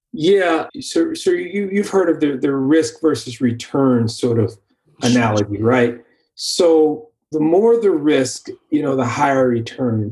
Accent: Bay Area, California, United States; growing up in the Bay Area, major urban city

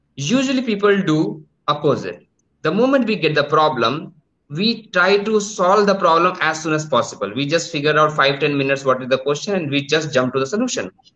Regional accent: India; I am from India, but due to some uh, work, right now I am sitting in Thailand

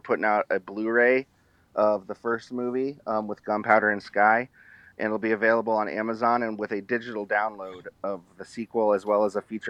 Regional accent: Westfield, Indiana, United States; I grew up in Westfield, Indiana, and went to a private school where I was the poor kid on a scholarship.

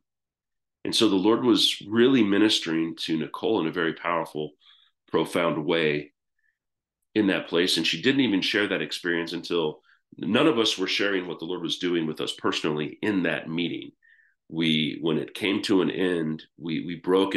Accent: United States; moved away as an adult; now in United Kingdom; I'm American

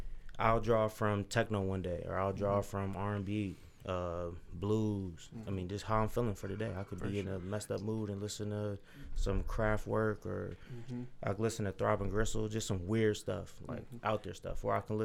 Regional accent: Lorain, Ohio, United States; Born and raised in Lorain, Steel City. Born and bred.

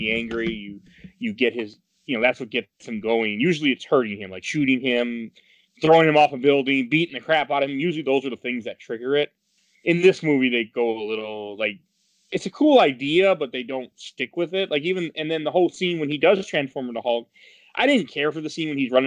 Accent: Milwaukee, Wisconsin, United States; Milwaukee, Wisconsin, which is my hometown

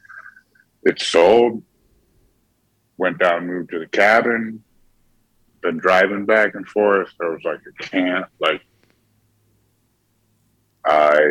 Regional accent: New York, United States; So I'm from New York

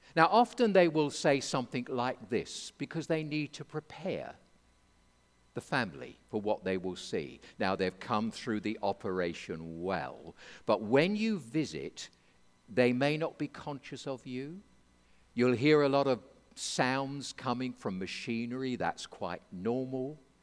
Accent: England, United Kingdom; I'm an Englishman

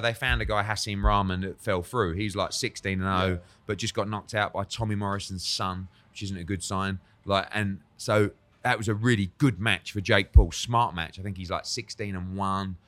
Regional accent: United Kingdom; I'm sort of there as a Brit

